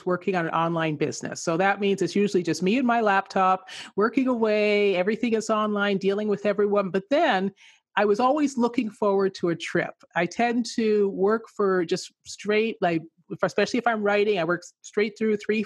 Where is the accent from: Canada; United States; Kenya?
Canada; Manitoba; also born or lived in England; I grew up in England, I was born in England, I grew up in Canada, and so I grew up in Manitoba